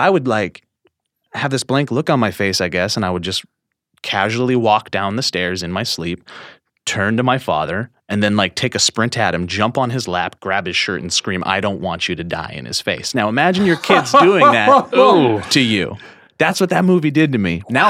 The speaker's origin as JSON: {"language": "English", "town": "Columbia Falls", "region": "Montana", "country": "United States", "tie": "born or raised there", "also_born_or_lived": "Whitefish", "said": "I was born in Whitefish, Montana. But I grew up in Columbia Falls, Montana, which are around Kalispell, Montana, which is basically the front door of Glacier National Park in the northwest corner of Montana."}